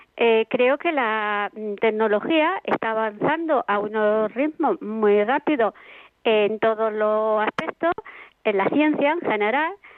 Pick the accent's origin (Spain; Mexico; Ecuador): Spain; Andalusia; yo que soy de Andalucía, pues somos muy sociables, muy de calle